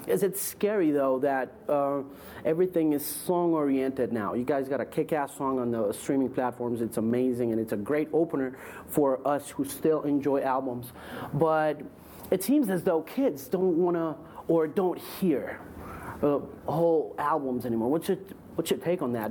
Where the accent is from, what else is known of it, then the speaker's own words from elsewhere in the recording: South Florida, United States; I was brought up in South Florida